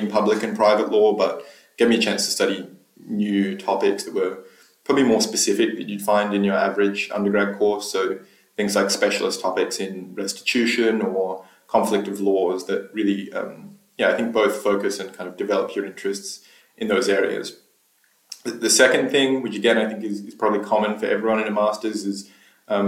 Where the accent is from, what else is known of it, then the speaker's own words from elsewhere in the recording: Australia; moved away as an adult; also born or lived in Cambridge, United Kingdom; now in London, United Kingdom; I'm from Australia originally, which is where I did my undergraduate and then Juris Doctor degrees in Australia.